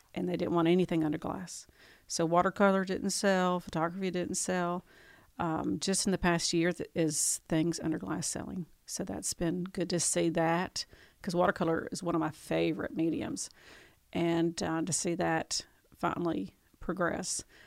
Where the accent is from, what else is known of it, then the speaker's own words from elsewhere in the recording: Tupelo, Mississippi, United States; I moved here when I was ten